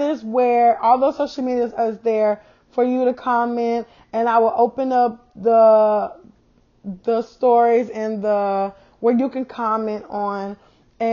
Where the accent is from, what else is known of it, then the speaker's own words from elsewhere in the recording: South Carolina, United States; moved away as an adult; now in Texas, United States; I'm from South Carolina, and I moved to Texas 2 years ago. I live in South Carolina all my life